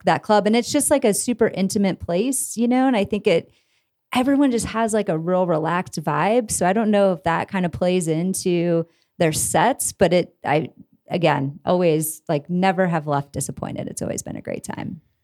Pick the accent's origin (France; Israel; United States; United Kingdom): United States; Iowa; moved away as an adult; now in Denver, United States; I am from Iowa originally